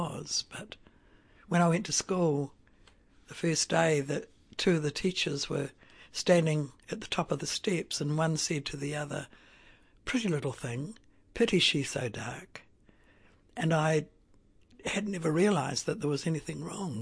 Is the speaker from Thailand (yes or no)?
no; Napier, Hawke's Bay, New Zealand; now in Otaki, New Zealand; I was born in Napier.